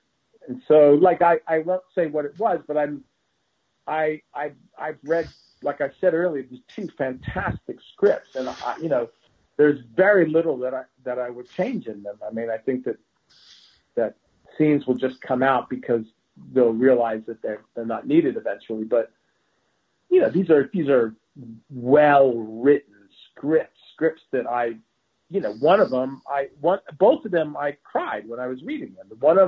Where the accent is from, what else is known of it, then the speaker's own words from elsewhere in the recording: United States; I mean, it's really shocking to me as an American actor.